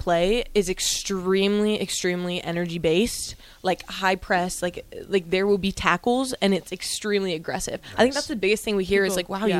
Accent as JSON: {"language": "English", "town": "Gretna", "region": "Nebraska", "country": "United States", "said": "I'm from Gretna, Nebraska. It's really just down the road."}